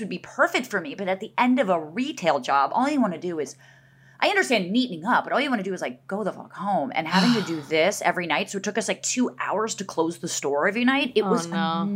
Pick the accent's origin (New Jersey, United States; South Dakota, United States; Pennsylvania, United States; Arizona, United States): New Jersey, United States; Montclair; I grew up in Montclair, New Jersey, which is a suburb of Manhattan